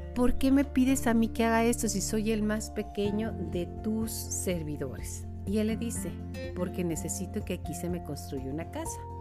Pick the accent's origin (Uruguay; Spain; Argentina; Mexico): Mexico; como mexicanos, nos sentimos hijos de este milagro